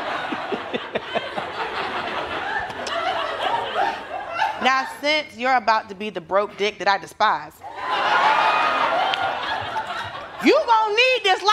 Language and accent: English; Georgia, United States; I'm from Georgia